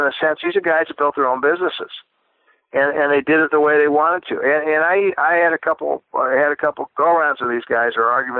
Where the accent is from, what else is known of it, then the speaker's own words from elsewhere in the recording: Iowa, United States; I'm a young guy. I'm from Iowa.